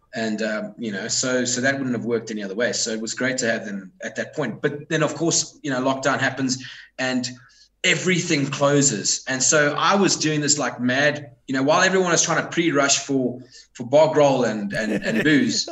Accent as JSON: {"language": "English", "country": "South Africa", "said": "I'm from South Africa."}